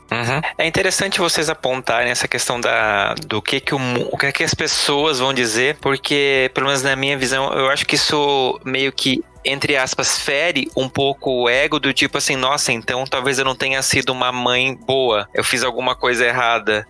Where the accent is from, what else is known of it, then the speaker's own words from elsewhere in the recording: Santa Catarina, Brazil; now in São Paulo, Brazil; eu sou de Santa Catarina, vim morar em São Paulo com a cara e a coragem